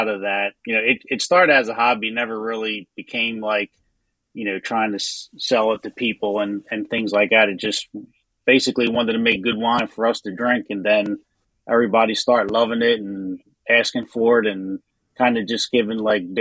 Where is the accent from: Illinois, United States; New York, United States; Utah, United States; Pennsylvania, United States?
Pennsylvania, United States; Philadelphia; moved away as an adult; now in Delaware, United States; I'm originally from South Philly. I grew up on 10th Street between Wolf and Rittner.